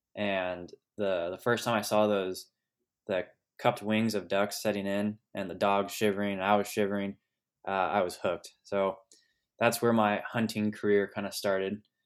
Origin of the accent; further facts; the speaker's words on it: Sonoma Valley, California, United States; I was born and raised in Sonoma Valley, California, uh, which is just west of Napa Valley, wine country